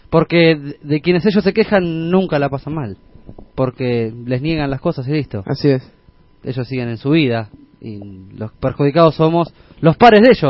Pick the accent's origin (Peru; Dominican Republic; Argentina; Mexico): Argentina